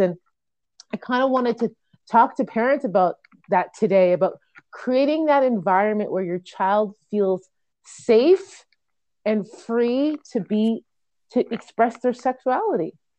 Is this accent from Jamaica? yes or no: yes; Jamaica; I'm a Jamaican female